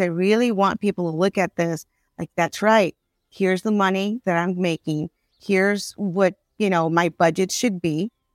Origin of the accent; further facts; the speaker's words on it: Chicago, Illinois, United States; I grew up in Little Village, and in Little Village, there are many business owners on twenty-sixth Street, thirty-first Street